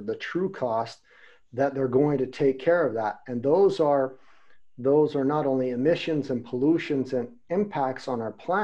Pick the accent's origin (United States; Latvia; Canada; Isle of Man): United States; now in Germany; I'm in Germany. I'm from America